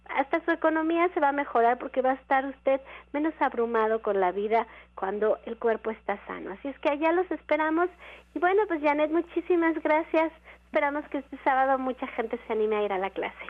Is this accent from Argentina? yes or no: no; Mexico; como mexicano